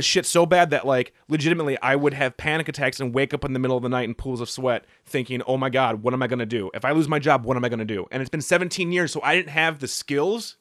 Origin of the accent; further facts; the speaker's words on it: United States; I'm an American